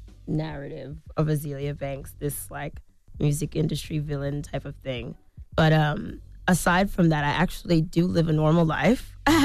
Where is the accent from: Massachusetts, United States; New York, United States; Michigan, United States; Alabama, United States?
New York, United States; Harlem; I don't agree that they should support me just because I'm from Harlem.